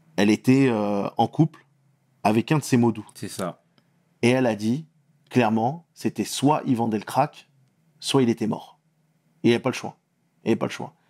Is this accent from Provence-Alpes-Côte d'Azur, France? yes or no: yes; Antibes, Provence-Alpes-Côte d'Azur, France; moved away as an adult; also born or lived in Tunisia / Canada; now in Paris, France; Je suis né à Antibes, j'ai eu la nationalité française parce que contrairement à ce qu'on croit, on croit souvent que quand on est en France, on a la nationalité. La nationalité, je l'ai eu euh, vers 14-15 euh, ans. J'ai eu la nationalité française à 14-15 ans. J'ai très, très souvent vécu en Tunisie et on a beaucoup grandi sur la côte d'Azur